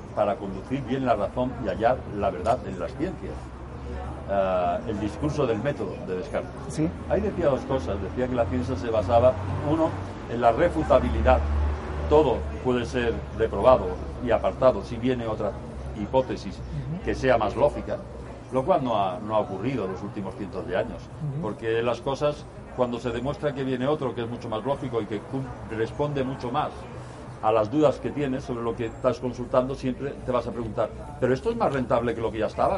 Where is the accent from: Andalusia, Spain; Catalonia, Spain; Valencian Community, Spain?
Andalusia, Spain; Seville; soy de Sevilla, es una ciudad que hay en el sur de España.